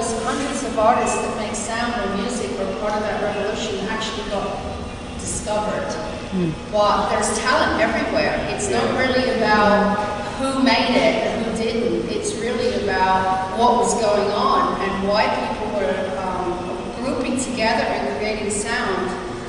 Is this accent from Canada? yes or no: yes; Montreal, Quebec, Canada; I mean, even today, I'm from Montreal. I've been living there for so many years.